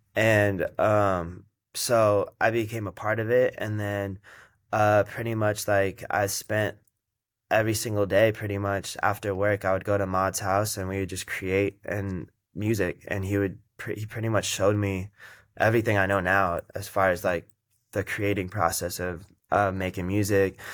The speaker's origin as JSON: {"language": "English", "town": "Las Vegas", "region": "Nevada", "country": "United States", "tie": "born or raised there", "moved": "yes", "lives_now": "Los Angeles, United States", "said": "I was born and raised in Vegas"}